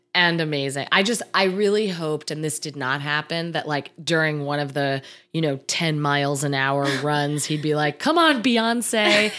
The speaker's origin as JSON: {"language": "English", "region": "New Jersey", "country": "United States", "tie": "born or raised there", "said": "I grew up in New Jersey"}